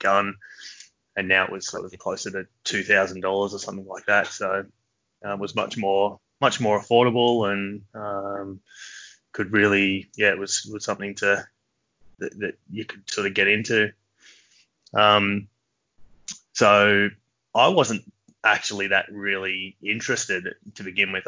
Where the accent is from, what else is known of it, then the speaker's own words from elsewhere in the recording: Sydney, New South Wales, Australia; I've always been a hills boy pretty much my whole life